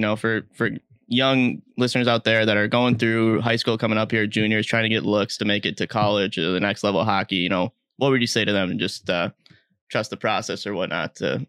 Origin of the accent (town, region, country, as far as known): Bloomington, Minnesota, United States; born or raised there